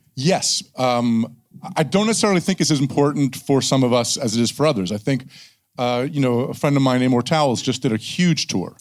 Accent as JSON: {"language": "English", "region": "New Jersey", "country": "United States", "said": "I'm from New Jersey"}